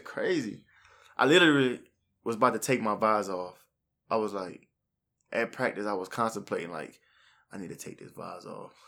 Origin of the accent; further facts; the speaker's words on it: New Iberia, Louisiana, United States; I'm from New Iberia, born and raised